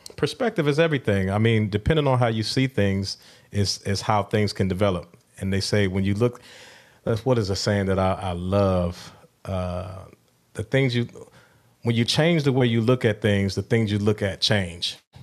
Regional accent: Milwaukee, Wisconsin, United States; my hometown of Milwaukee

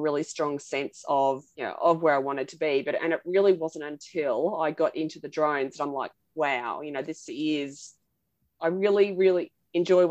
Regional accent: Central Burnett, Queensland, Australia; I grew up on a cattle property in the Central Burnett in Queensland

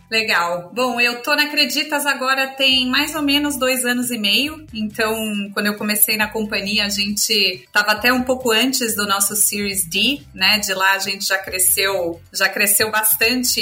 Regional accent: São Paulo, Brazil; moved away as an adult; also born or lived in Argentina / United States; sou aqui de São Paulo, é, mas morei muito tempo fora do país. Eu, quando era pequena morei na Argentina, depois fiz faculdade aqui em São Paulo

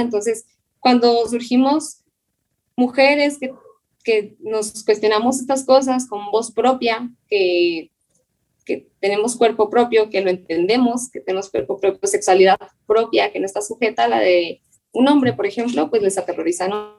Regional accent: Chihuahua, Mexico; Yo soy originaria de Chihuahua. Ahorita vivo en Chihuahua, justamente

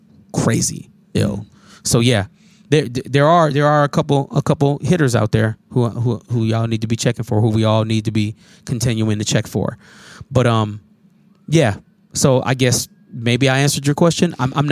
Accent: Minnesota, United States; also born or lived in Chicago, Illinois; No, I was born in Chicago. And I've been in Minnesota since I was about probably like four or five.

